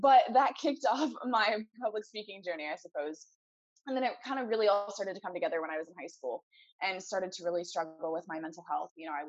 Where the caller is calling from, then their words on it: Portland, Oregon, United States; I'm in Portland, Oregon, which is kind of halfway around the world.